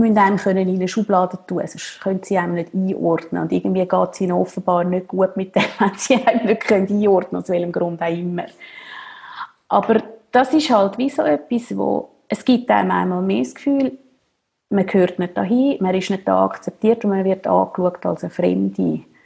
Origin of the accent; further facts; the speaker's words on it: Zürcher Oberland, Zurich, Switzerland; ich bin im Zürich Oberland aufgewachsen